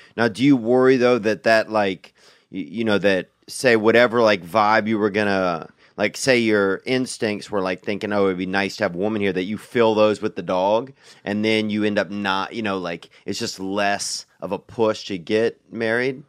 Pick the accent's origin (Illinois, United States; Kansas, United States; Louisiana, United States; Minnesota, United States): Louisiana, United States; I grew up in Louisiana